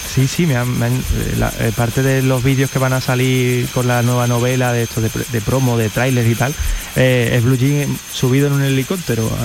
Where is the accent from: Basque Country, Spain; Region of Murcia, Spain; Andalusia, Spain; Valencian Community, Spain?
Andalusia, Spain; Carmona; also born or lived in Seville; yo soy de Carmona, pero venía mucho a Sevilla porque mis abuelos vivían en Sevilla